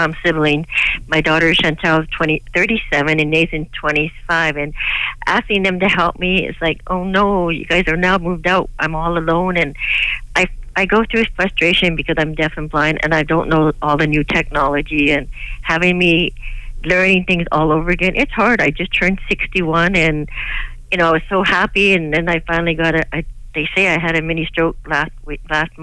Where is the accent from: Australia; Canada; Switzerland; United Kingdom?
Canada; Victoria, British Columbia; now in Burnaby, Canada; I was raised and born in Victoria